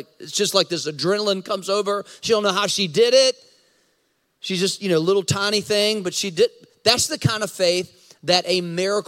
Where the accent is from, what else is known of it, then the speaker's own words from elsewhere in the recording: United States; I'm American. I'm American. I have blue passport, blue passport. I'm American